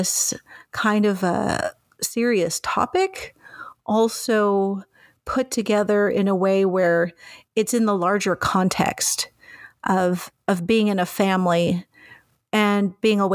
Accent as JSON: {"language": "English", "country": "Mexico", "moved": "yes", "lives_now": "Canada", "said": "as a Mexican"}